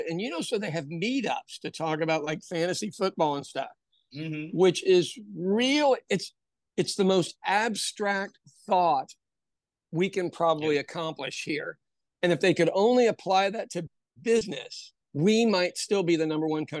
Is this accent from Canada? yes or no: no; Ireland; As an Irish person